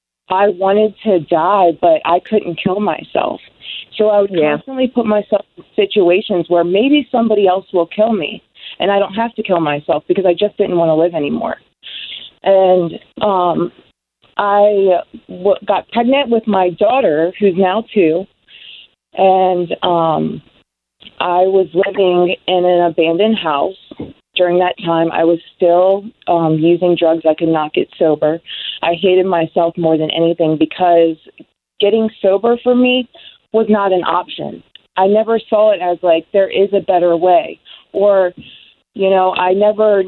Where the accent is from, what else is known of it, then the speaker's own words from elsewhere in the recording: North Carolina, United States; I'm originally from North Carolina